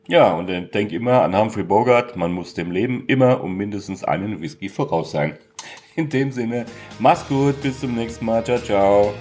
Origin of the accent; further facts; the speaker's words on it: Hesse, Germany; ich bin Hesse